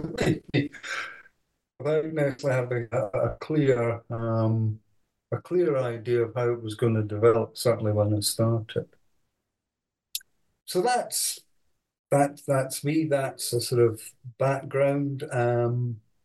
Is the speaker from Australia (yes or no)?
no; Edinburgh, Scotland, United Kingdom; also born or lived in Aberdeen; I was born in Edinburgh, went to school there